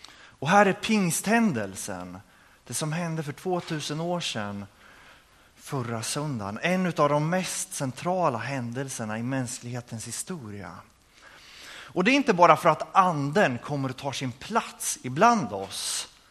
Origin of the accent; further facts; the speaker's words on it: Örebro, Örebro County, Sweden; jag kommer ifrån Örebro